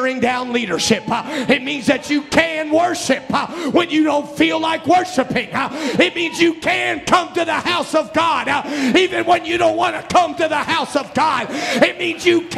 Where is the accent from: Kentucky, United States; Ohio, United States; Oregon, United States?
Ohio, United States; Cincinnati; I grew up in Brother Pasley's church in Cincinnati